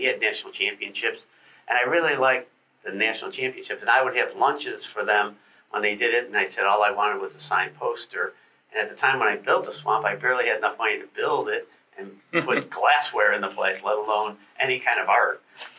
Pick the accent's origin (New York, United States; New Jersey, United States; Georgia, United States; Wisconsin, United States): Georgia, United States; Atlanta; now in Gainesville, United States; I came from Atlanta, and there was a section of town called Midtown up there.